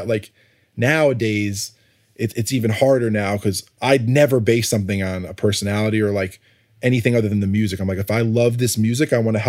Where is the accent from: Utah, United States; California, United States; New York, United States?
New York, United States; I'm not from Atlanta. But I grew up in New York, and trust me, like my friends say hi to each other.